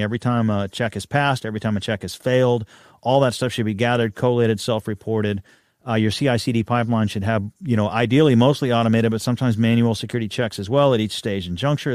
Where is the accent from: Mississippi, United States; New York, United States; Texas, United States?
Texas, United States; I'm a Texan